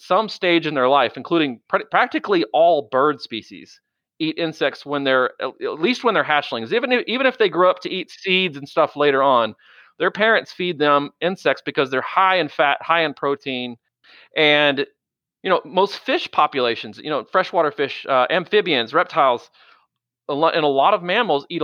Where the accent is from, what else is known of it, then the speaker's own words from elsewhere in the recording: Galveston County, Texas, United States; growing up in Galveston County